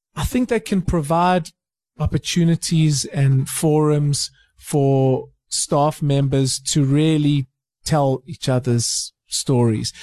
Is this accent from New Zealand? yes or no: no; South Africa; as a South African in 2019